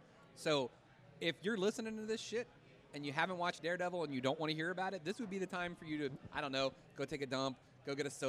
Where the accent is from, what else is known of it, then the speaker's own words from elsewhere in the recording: Northern Virginia, United States; also born or lived in Roanoke; I grew up in Northern Virginia, and I can attest to this. I moved to Roanoke to take a job like 6-7 years ago